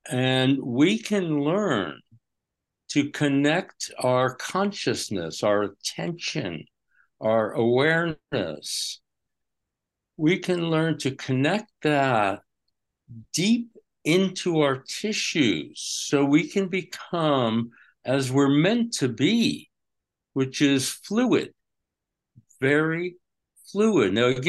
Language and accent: English; New York, United States; Okay, I grew up in Westchester County